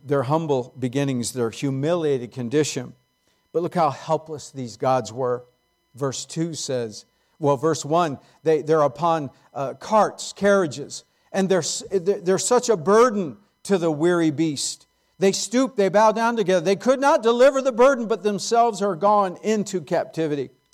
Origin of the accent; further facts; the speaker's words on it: San Jose, California, United States; I grew up in San Jose before it was Silicon Valley.